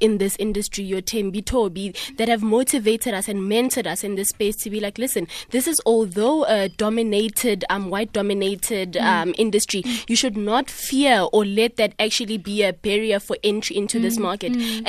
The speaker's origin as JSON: {"language": "English", "country": "South Africa", "said": "in order for us to wear sort of like a badge of honor in terms of owning our own pride and saying we're proudly South African, we might as well actually focus on making a quality, exceptional product from South Africa"}